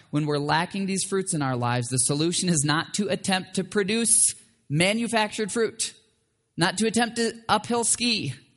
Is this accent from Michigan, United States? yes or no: yes; Michigan, United States; where I grew up in Michigan